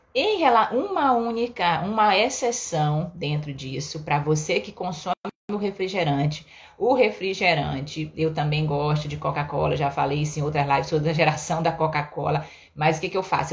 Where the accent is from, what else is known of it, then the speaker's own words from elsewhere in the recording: Belém, Pará, Brazil; moved away; lá em Belém, na minha terra